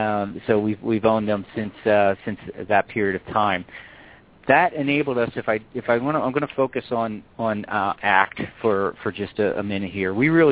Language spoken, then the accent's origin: English; East Coast, United States; now in Colorado, United States; And that's what actually got me out here to Colorado, which is kind of nice. I'm originally from the East Coast.